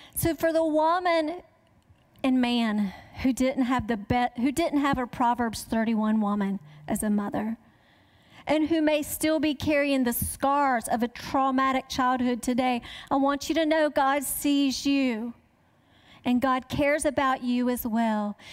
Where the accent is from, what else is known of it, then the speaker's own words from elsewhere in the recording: the South, United States; I grew up in the South